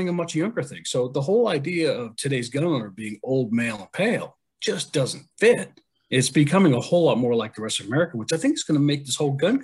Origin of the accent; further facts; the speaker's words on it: New England, United States; I'm from the New England area, and of course we grew up learning our Revolutionary War history